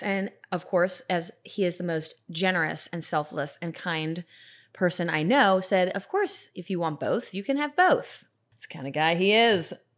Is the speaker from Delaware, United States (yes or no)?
no; Atlanta, Georgia, United States; I grew up in Atlanta